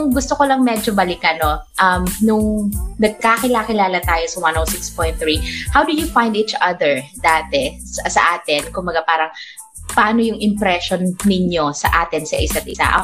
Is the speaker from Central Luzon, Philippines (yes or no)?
no; Batangas, Calabarzon, Philippines; But we're all, all originally from Batangas.